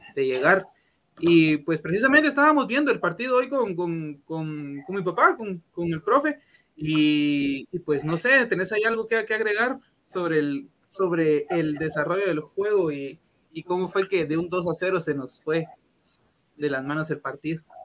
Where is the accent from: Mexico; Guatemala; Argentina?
Guatemala; Somos tan malos guatemaltecos